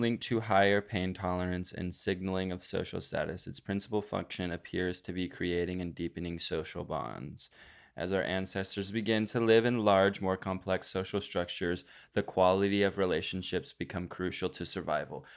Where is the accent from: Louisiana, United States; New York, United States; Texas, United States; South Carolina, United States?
Texas, United States; born or raised there; moved away